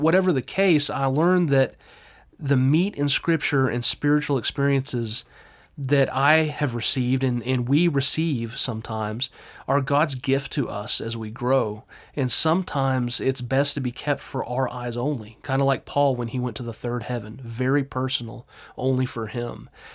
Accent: Texas, United States; I'm very Texan

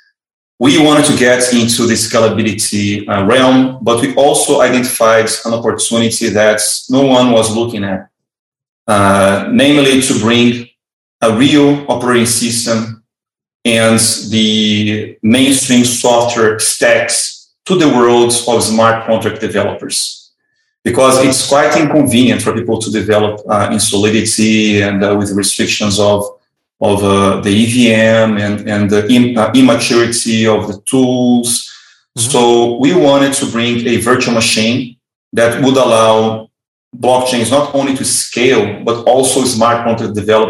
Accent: Rio de Janeiro, Brazil; moved away as an adult; I'm originally from Brazil

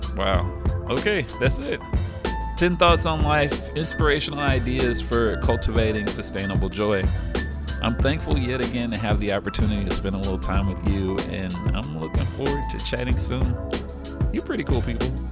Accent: the South, United States; I'm from the South

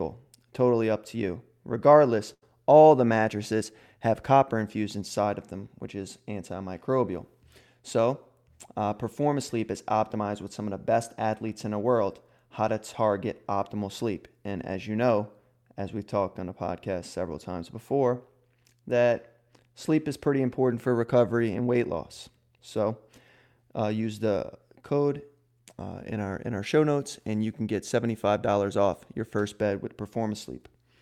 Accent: New Orleans, Louisiana, United States; near New Orleans, which is where I'm originally from

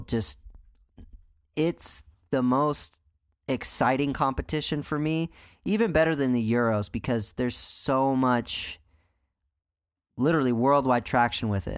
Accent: United States; I'm American

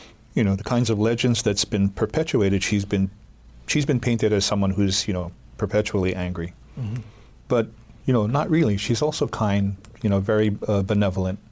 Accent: Hawaii, United States; to be understood as Hawaiian people and local people

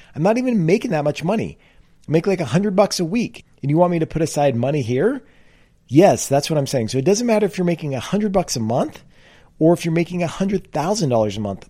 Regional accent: California, United States; I grew up in California.

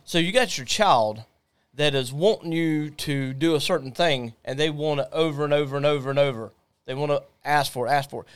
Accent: Jacksonville, Florida, United States; we are from Jacksonville.

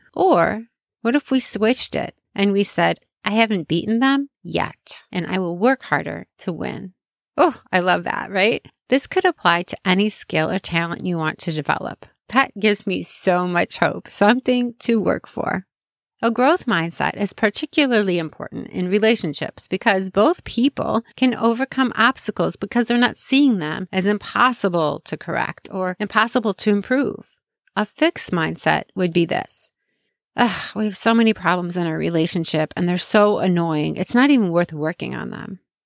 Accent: Chicago, Illinois, United States; I grew up in Chicago

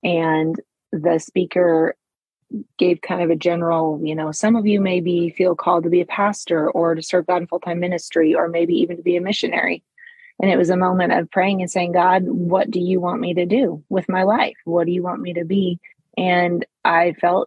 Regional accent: Montana, United States; moved away as an adult; also born or lived in Mexico; I'm from Montana. So I moved back to Montana

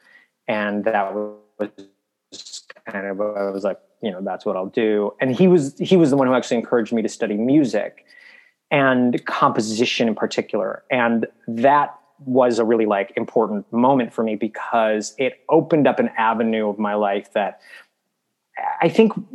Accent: Milwaukee, Wisconsin, United States; moved away; I grew up in Milwaukee

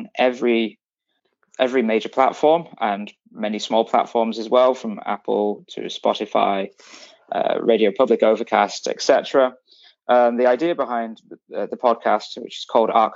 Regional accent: Yorkshire and the Humber, United Kingdom; moved away as an adult; now in Berlin, Germany; I grew up in the north, in the county of Yorkshire.

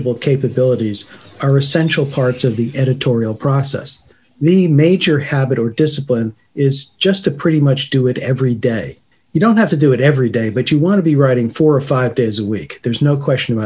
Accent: United States; being an American writer

